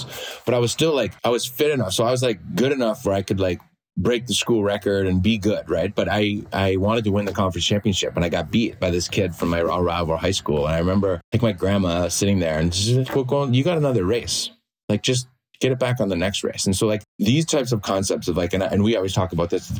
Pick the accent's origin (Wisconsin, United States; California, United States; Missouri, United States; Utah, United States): Wisconsin, United States; Green Bay; moved away; also born or lived in England; growing up in Green Bay.